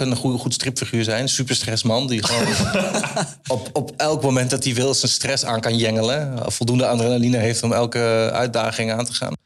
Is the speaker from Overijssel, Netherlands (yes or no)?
yes; Enschede, Overijssel, Netherlands; Ik in Enschede